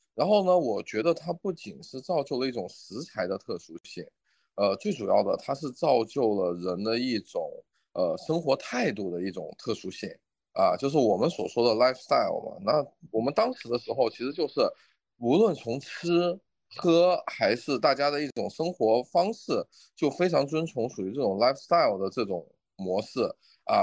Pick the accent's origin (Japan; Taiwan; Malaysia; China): China; also born or lived in Australia; 我们中国人吃番茄也就几百年的时间